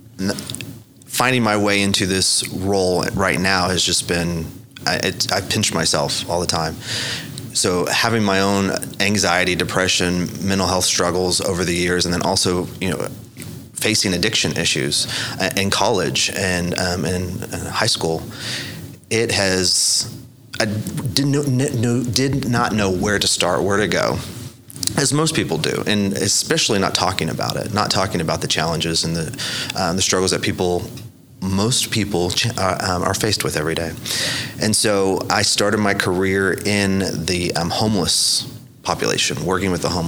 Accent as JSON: {"language": "English", "town": "Lawton", "region": "Oklahoma", "country": "United States", "tie": "born or raised there", "said": "I'm from Lawton. Uh-huh. I like to describe myself as a survivor from Lawton"}